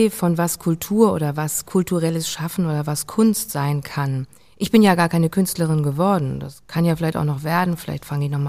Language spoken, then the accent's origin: German; Hamburg, Germany; ich bin ja auch an der Elbe aufgewachsen